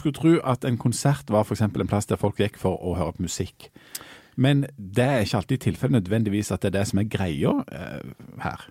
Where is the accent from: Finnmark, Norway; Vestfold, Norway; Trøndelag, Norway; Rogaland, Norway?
Rogaland, Norway; Bryne; og jeg er fra Bryne